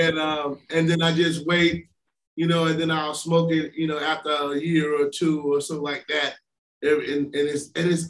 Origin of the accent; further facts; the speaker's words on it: Florida, United States; I'm being from Florida